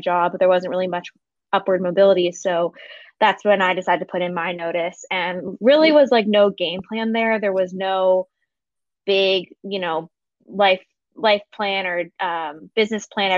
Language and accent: English; Philadelphia, Pennsylvania, United States; moved away as an adult; also born or lived in San Diego; I'm from Philadelphia originally. And then I moved out to San Diego for a job when I graduated college